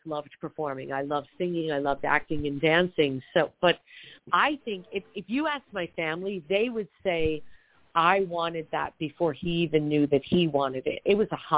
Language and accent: English; Long Island, New York, United States; I grew up on Long Island in New York